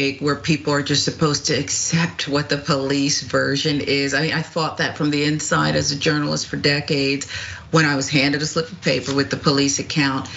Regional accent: Philadelphia, Pennsylvania, United States; as a little girl growing up in the Philadelphia area

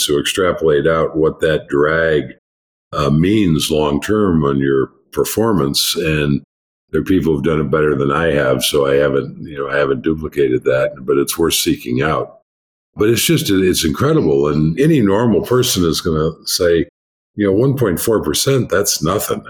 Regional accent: United States; I'm an American

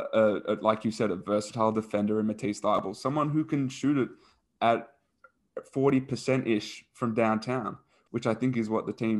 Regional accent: Australia; we as Australians

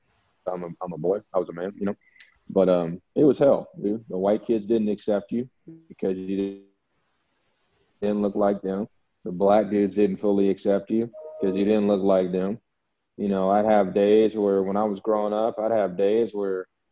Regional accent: the South, United States; moved away as an adult; also born or lived in Alabama / Louisiana; now in Mexico; I grew up in the South. I was raised in the South, and And I went to college in the South

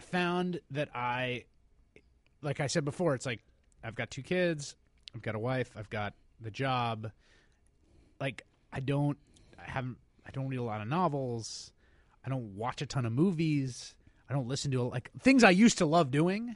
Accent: New York City, New York, United States; I was born and raised in New Yo-, in New York, in the Bronx

